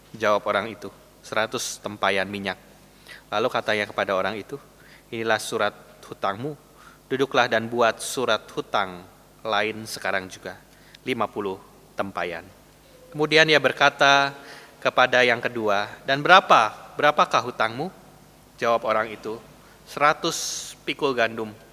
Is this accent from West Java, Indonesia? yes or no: yes; Bandung, West Java, Indonesia; accent: Sundanese; now in Surabaya, Indonesia; Saya asli orang Bandung, ngomongnya logat Sunda begini ya Bapak Ibu. Dan ya beberapa kesulitan. Yang pertama soal uh, ya cuaca yang jelas berbeda gitu ya, jauh lebih panas di Surabaya.